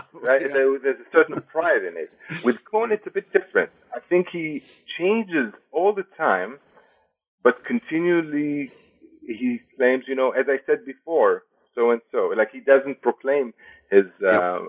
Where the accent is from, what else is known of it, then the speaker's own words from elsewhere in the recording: Israel; moved away as an adult; also born or lived in Jerusalem / Berlin / Madison, Wisconsin; now in United States; I was born and raised in Israel.